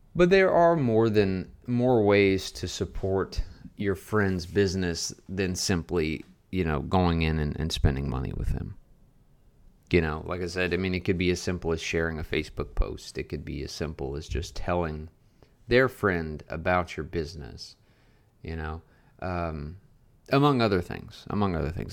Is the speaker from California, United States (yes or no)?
no; Louisiana, United States; moved away as an adult; now in Garland, Texas, United States; I moved six hours away from my hometown in Louisiana to open my own business